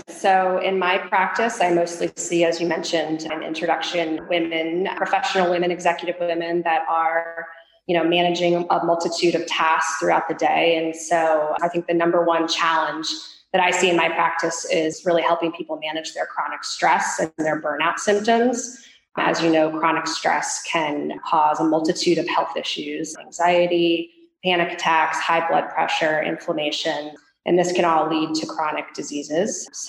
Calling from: California, United States; I am speaking from the Bay Area, just right outside San Francisco in the heart of Silicon Valley.

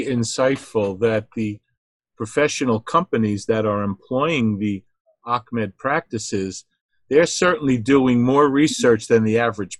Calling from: New Jersey, United States; I'm calling in from New Jersey here

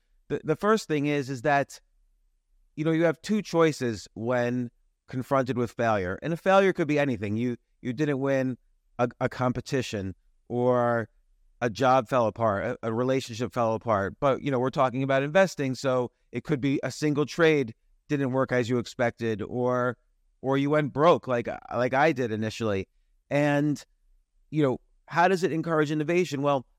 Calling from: Georgia, United States; Well, I am about an hour north of a city called Atlanta in the United States.

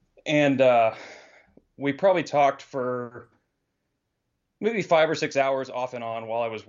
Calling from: Texas, United States; from Texas.

